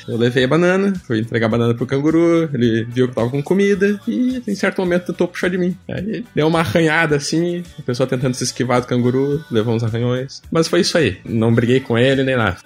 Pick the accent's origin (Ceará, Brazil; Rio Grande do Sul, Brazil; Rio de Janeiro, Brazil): Rio Grande do Sul, Brazil; Gaúcho; moved away as an adult; now in Sydney, Australia; eu sou gaúcho